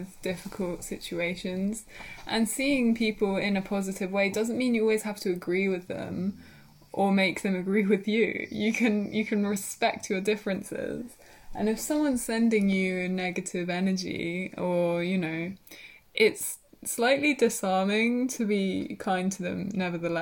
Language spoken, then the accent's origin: English; Brighton, South East England, United Kingdom; also born or lived in Worthing; my hometown is Brighton